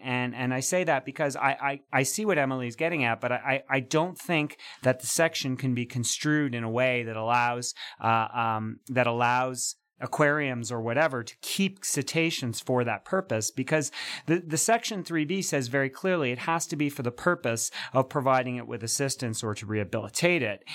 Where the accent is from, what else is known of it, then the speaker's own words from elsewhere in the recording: Montreal, Quebec, Canada; accent: Montreal; that's my Montreal accent coming through